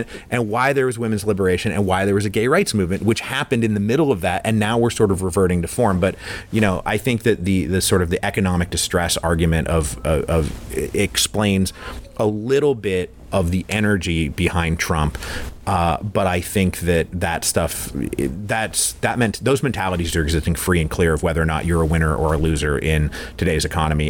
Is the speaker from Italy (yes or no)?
no; Redmond, Washington, United States; I'm actually from Redmond, Washington. Like Microsoft was planted in my backyard when I was like 6 years old, and I watched it grow up